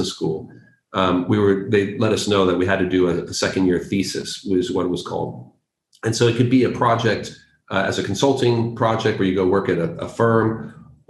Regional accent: San Francisco, California, United States; moved away as an adult; now in London, United Kingdom; I'm from the States and specifically from California, specifically from San Francisco, which brands itself as the burrito capital of the world. And so grew up eating just a colossal amount of Mexican food

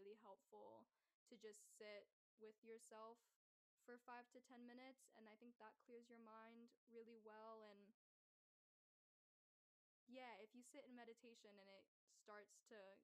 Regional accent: near Atlanta, Georgia, United States; also born or lived in Athens, Georgia; growing up near Atlanta was really sweet

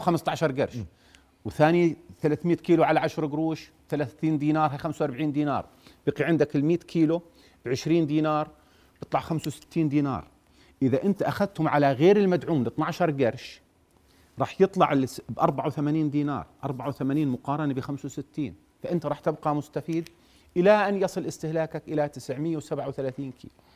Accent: Jordan; عندنا بالأردن

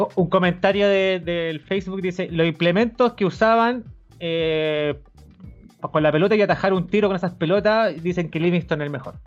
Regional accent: Chile; uno como chileno

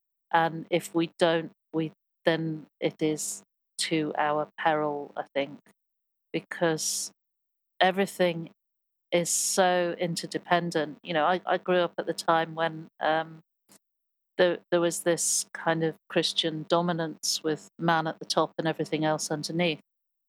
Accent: Birmingham, West Midlands, United Kingdom; born there; also born or lived in Hollywood, United States; I was born in Loveday Street Hospital, which they, shortly after my birth, they knocked down.

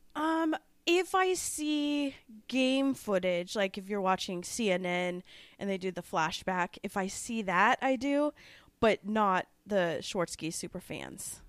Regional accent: Omaha, Nebraska, United States; growing up in Omaha, we were poor

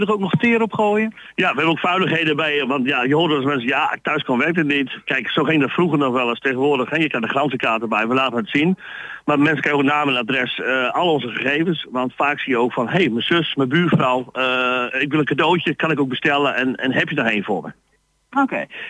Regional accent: Stadskanaal, Groningen, Netherlands; accent: Plat; ik kom uit Stadskanaal, Groningen

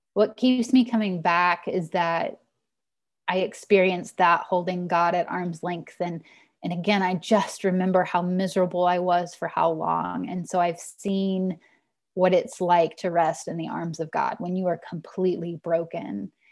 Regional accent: Lebanon, Missouri, United States; moved away as an adult; also born or lived in Kentucky; now in Texas, United States; I grew up in the White Oak Pond, uh, congregation in Lebanon, Missouri.

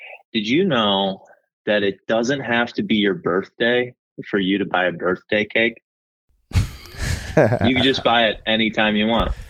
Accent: Evergreen Park, Illinois, United States; I grew up in Evergreen Park, Illinois

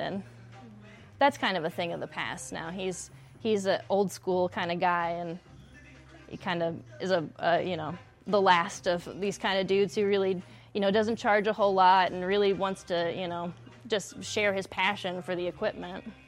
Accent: West Texas, United States; also born or lived in Flint, Michigan; now in Lansing, United States; I'm from West Texas.

